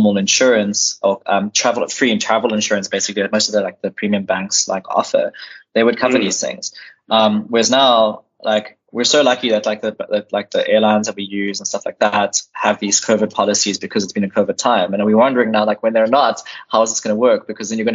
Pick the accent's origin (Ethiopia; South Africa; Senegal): South Africa; we are South African citizens and we only have South African passports